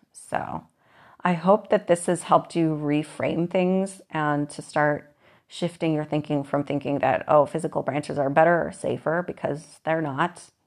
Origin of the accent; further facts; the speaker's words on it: Moses Lake, Washington, United States; I grew up in Moses Lake, Washington